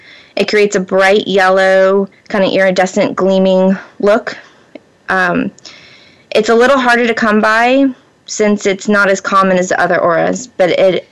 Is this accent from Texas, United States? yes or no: no; Florida, United States; now in Pacific Northwest, United States; I was born and raised in Florida.